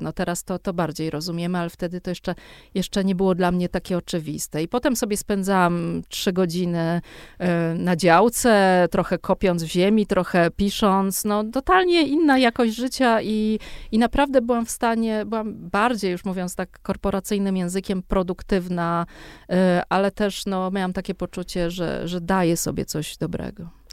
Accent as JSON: {"language": "Polish", "town": "Warsaw", "region": "Masovian Voivodeship", "country": "Poland", "tie": "born or raised there", "said": "z tego mojego dzieciństwa na tym Grochowie"}